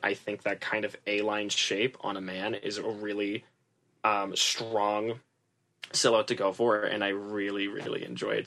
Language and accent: English; Massachusetts, United States; also born or lived in New York / Los Angeles; I'm originally from Massachusetts